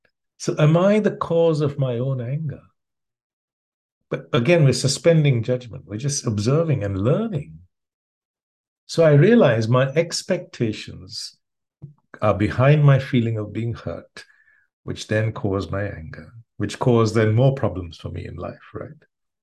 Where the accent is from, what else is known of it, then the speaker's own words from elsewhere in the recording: India; moved away; So when I first got, when I came from India, I came with 2 bits of conditioning.